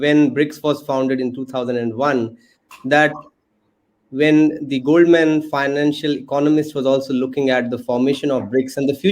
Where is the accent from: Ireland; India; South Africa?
India; we are coming from India